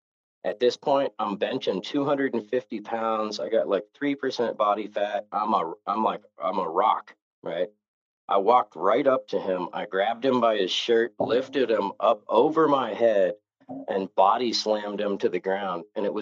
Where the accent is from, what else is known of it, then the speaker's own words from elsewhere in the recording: Novato, California, United States; I went to rehab in San Francisco, and I grew up 50 miles north of there in a little town called Novato.